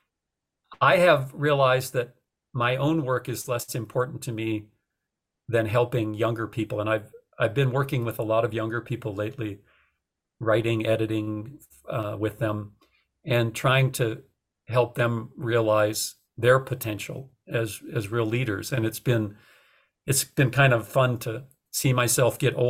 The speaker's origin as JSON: {"language": "English", "region": "North Dakota", "country": "United States", "tie": "born or raised there", "also_born_or_lived": "Austin, Texas", "moved": "yes", "said": "I was, you know, a kid raised in a city. I didn't think much about it. I didn't know anything about agriculture. I'm from North Dakota."}